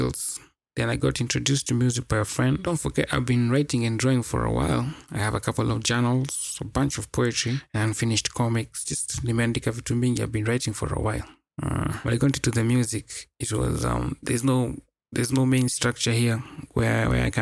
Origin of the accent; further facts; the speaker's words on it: Kenya; I hail from Kenya, East Africa.